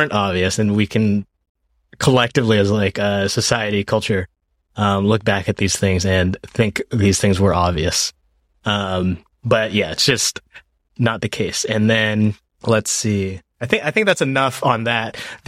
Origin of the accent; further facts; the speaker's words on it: Washington, United States; also born or lived in Japan; I grew up in Japan for elementary school and then moved to Washington State and about like a couple hours from Seattle.